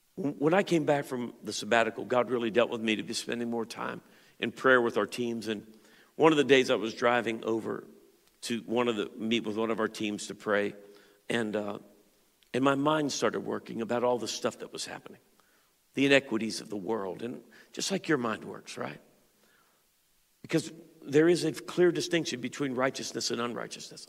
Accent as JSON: {"language": "English", "town": "Pittsburgh", "region": "Pennsylvania", "country": "United States", "tie": "born or raised there", "said": "I grew up in the Pittsburgh area."}